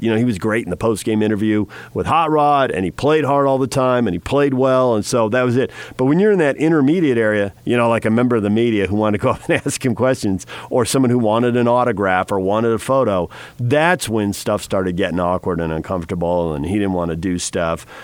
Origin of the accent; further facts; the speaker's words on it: San Diego, California, United States; Growing up in San Diego, where the weather was always pretty good